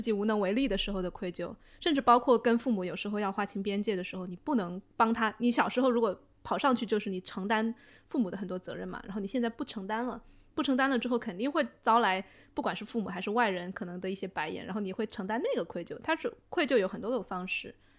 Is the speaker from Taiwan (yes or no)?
no; China; 我们中国人很喜欢，互相打麻烦嘛